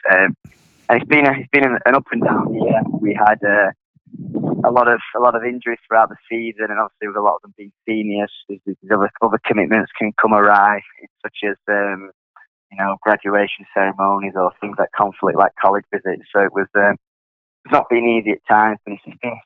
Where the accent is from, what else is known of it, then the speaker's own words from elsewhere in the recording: Sheffield, Yorkshire and the Humber, United Kingdom; moved away as an adult; also born or lived in Connecticut, United States; now in New Orleans, United States; I'm from England, Sheffield, which is in the north of England. I grew up playing there